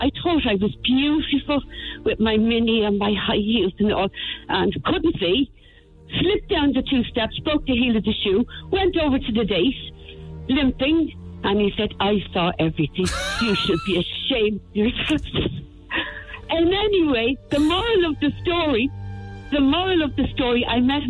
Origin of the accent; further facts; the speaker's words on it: Cork, Munster, Ireland; I was born in Cork